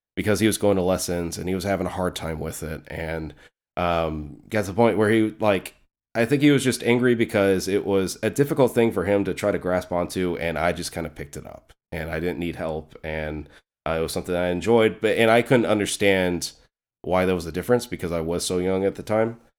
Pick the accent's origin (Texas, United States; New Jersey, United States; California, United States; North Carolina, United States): North Carolina, United States; moved away; also born or lived in Clayton, North Carolina; I'm originally from North Carolina. That's actually where I was born. I've lived in other places since then